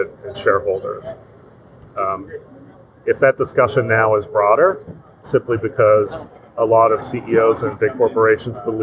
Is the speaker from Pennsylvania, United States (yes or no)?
yes; Pittsburgh, Pennsylvania, United States; I grew up in Pittsburgh